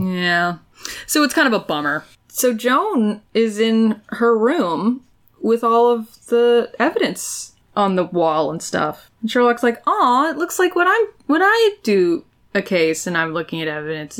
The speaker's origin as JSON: {"language": "English", "country": "United States", "said": "I'm already from America"}